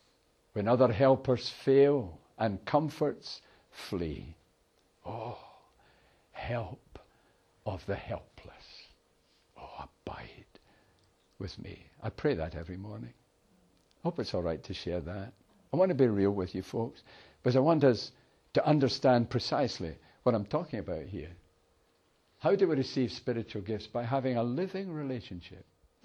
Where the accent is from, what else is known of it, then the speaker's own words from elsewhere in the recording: Airdrie, Scotland, United Kingdom; I was born in Airdrie, in Lanarkshire.